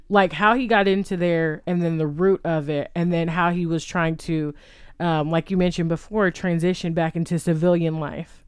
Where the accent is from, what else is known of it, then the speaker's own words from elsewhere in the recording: Texas, United States; we are from Texas